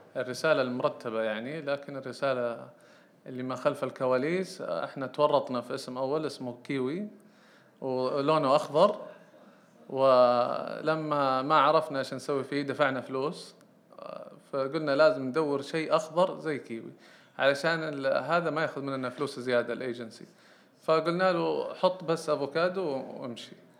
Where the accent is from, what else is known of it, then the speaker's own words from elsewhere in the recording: Saudi Arabia; عندنا في السعودية